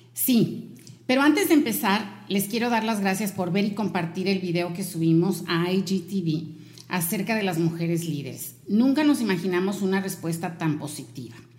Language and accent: Spanish; Veracruz, Mexico; now in Monterrey, Mexico; el lugar en donde yo nací